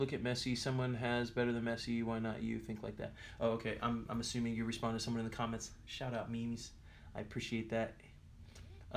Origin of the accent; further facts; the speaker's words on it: California, United States; I have my U.S. citizenship, obviously, because I was born in California